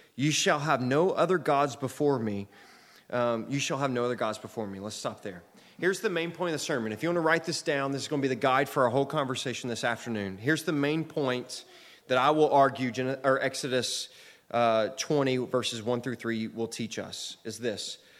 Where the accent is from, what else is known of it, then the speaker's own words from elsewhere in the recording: United States; I'm an American citizen